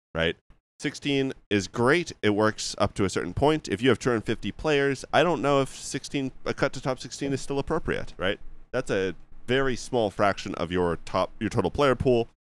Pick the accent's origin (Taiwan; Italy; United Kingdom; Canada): Canada; I'm just Canadian